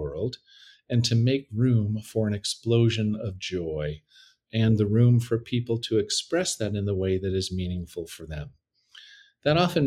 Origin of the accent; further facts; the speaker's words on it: Canada; moved away as an adult; also born or lived in Toronto; now in San Francisco, United States; I'm Canadian.